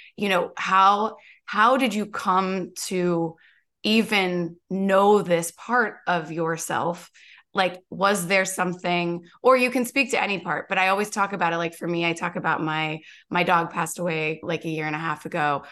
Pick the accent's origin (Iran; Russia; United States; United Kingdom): United States; Kentucky; I grew up in Kentucky